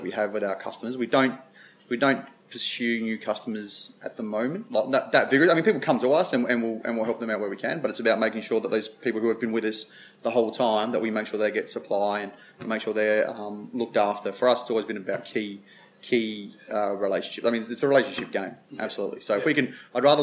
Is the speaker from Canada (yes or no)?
no; South Australia, Australia; Being South Australian